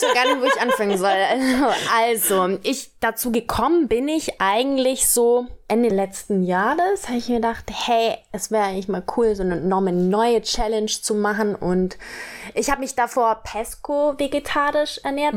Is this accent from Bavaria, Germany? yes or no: yes; Kempten, Bavaria, Germany; moved away as an adult; also born or lived in Cologne / Berlin; gebürtige Allgäuerin